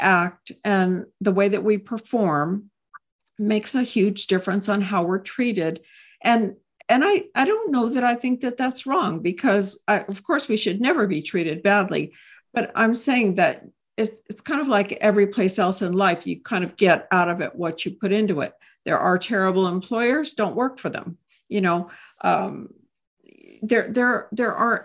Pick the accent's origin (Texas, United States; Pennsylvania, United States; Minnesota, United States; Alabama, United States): Texas, United States; I hail from Texas.